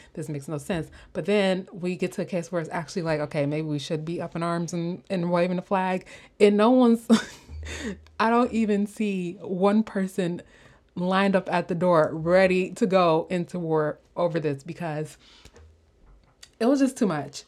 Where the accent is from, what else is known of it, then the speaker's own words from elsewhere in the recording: Chicago, Illinois, United States; I'm from Chicago